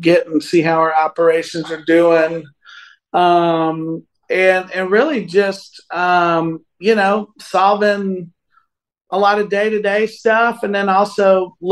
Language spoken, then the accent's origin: English; Northern Virginia, United States; he's a guy that I grew up with in Northern Virginia